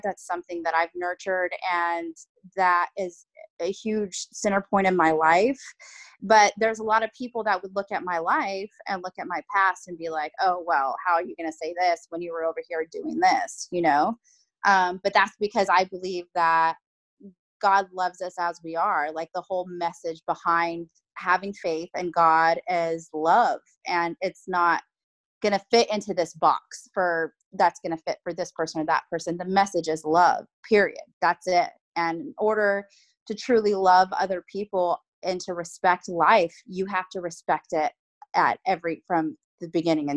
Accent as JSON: {"language": "English", "area": "Bay Area", "region": "California", "country": "United States", "said": "I'm from the Bay Area of California"}